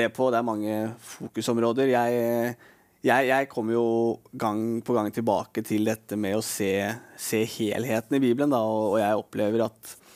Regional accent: Norway; jeg er nordmann

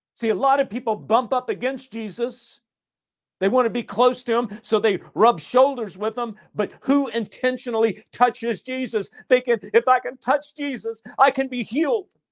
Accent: Nashville, Tennessee, United States; I'm from Nashville, I was a songwriter.

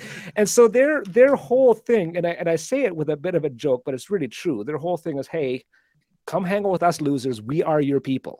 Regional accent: Calgary, Alberta, Canada; I was born in Alberta, in Calgary.

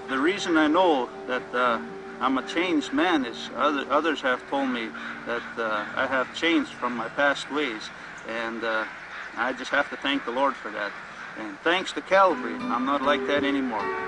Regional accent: Buffalo Lake Métis Settlement, Alberta, Canada; I'm from the Buffalo Lake Métis Settlement, and uh, which is the Cree Nation, and uh, it's in Alberta, Canada.

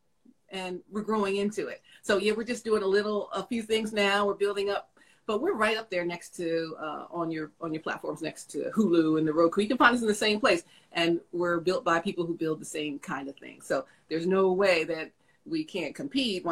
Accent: Philadelphia, Pennsylvania, United States; we're from Philly

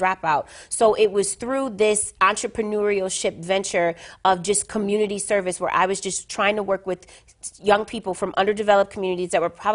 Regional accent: Buffalo, New York, United States; I grew up in the inner city of Buffalo, New York

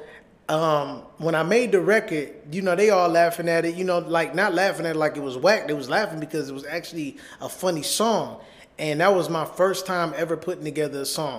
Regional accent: Detroit, Michigan, United States; I am from Detroit, Michigan

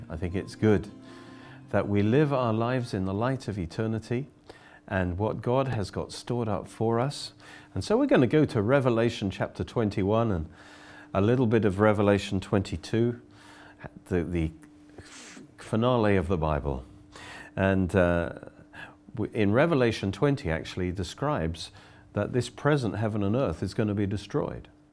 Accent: Oxford, South East England, United Kingdom; I come from Oxford

